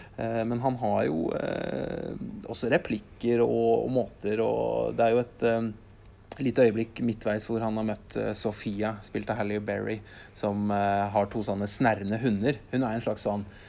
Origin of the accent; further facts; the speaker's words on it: Norway; oss som nordmenn